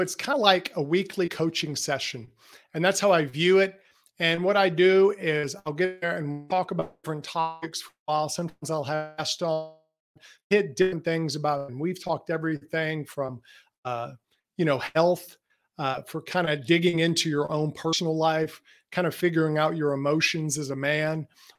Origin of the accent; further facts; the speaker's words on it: Jackson, Mississippi, United States; I'm actually from Jackson, Mississippi. And I have to convince people of that because I don't have much of a Southern accent, but I'm in Mississippi and in the Southeast the whole time.